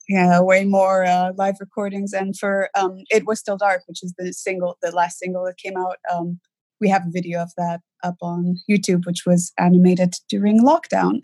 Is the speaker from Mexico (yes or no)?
no; Lebanon; moved away; I did grow up in Lebanon